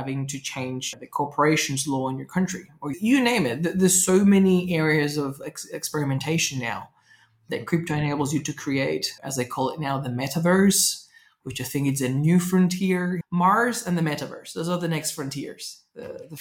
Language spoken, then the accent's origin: English; Venezuela; moved away; I grew up in Venezuela